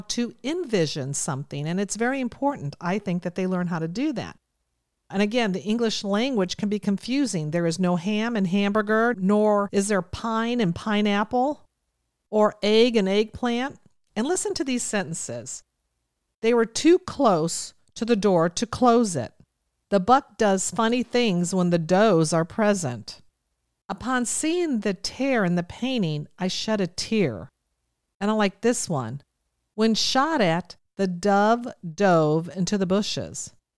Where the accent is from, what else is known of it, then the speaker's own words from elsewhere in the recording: Ohio, United States; I come from Ohio, so you'll hear me say I wanna, I'm gonna.